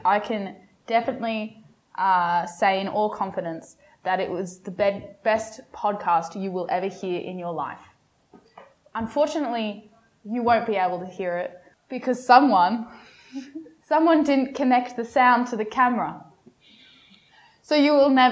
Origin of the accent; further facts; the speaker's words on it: Sydney, New South Wales, Australia; I was born in Sydney